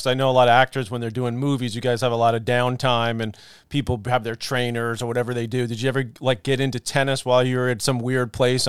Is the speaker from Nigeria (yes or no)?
no; New York City, New York, United States; Huge deal for me, being a kid from Queens. You know, I always wanted to do well in my hometown.